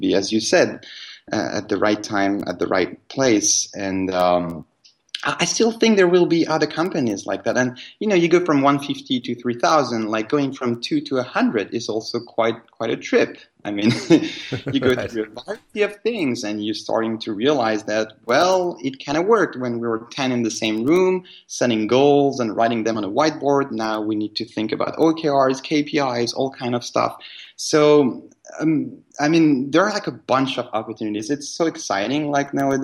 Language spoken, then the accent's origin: English; Paris, Île-de-France, France; moved away as an adult; We come from Paris originally, and we moved in 2010.